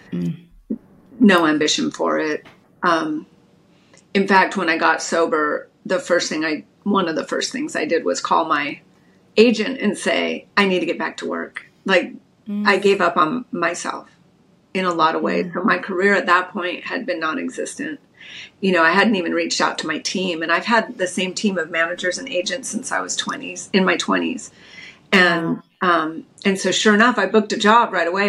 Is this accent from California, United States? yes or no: yes; Redondo Beach, California, United States; I grew up in Redondo Beach, California, just a little beach girl.